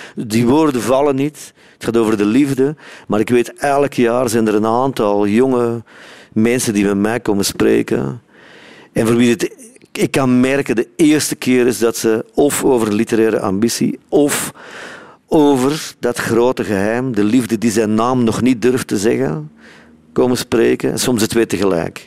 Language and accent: Dutch; Sint-Niklaas, Flanders, Belgium; moved away as an adult; now in South Africa; Kleine stad, hè? Sint-Niklaas